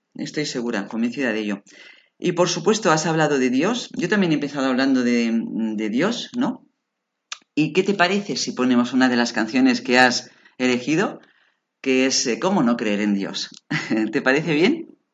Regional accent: Barcelona, Catalonia, Spain; now in Alicante, Spain; nací en Barcelona? Soy de Barcelona

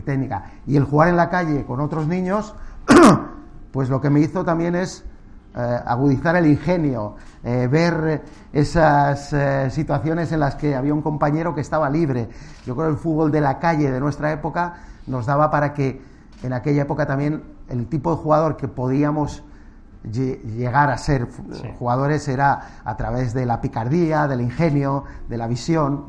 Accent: Castile and León, Spain; moved away as an adult; also born or lived in Madrid; pasar la infancia en un pueblo fue un privilegio

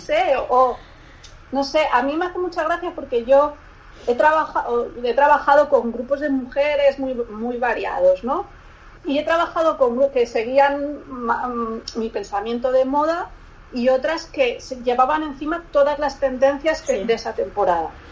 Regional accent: Barcelona, Catalonia, Spain; also born or lived in Lagunilla, Salamanca; yo soy de Barcelona, pero mi familia es de un pueblo de Salamanca

